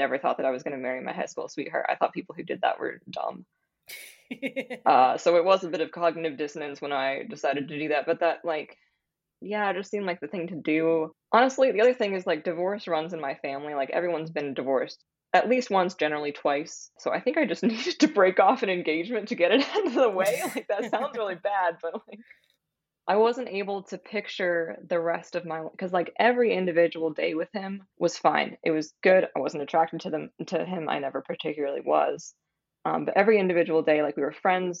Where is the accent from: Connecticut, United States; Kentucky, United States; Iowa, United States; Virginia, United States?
Iowa, United States; Southeast; moved away as an adult; also born or lived in Des Moines, Iowa / Michigan; now in New Orleans, United States; I grew up in Southeast Iowa, a small town of like 8,000 to 9,000 people.